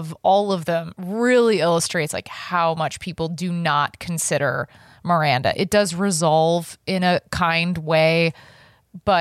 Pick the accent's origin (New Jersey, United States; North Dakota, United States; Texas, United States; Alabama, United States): Texas, United States; Dallas; where I grew up in Dallas, Texas